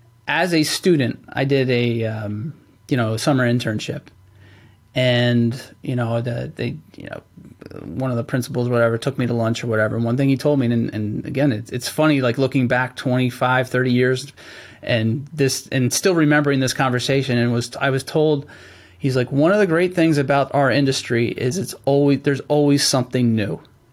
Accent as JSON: {"language": "English", "region": "Pennsylvania", "country": "United States", "tie": "born or raised there", "said": "I grew up in Central Pennsylvania."}